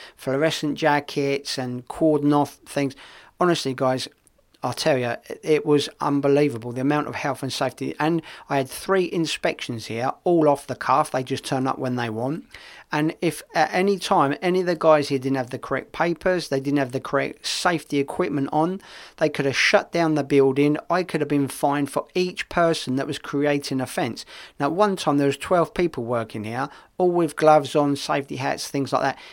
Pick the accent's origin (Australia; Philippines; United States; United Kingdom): United Kingdom; England; now in Spain; being English